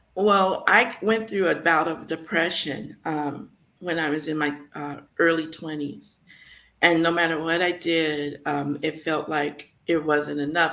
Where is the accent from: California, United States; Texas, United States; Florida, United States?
California, United States; San Francisco; now in Las Vegas, United States; growing up in San Francisco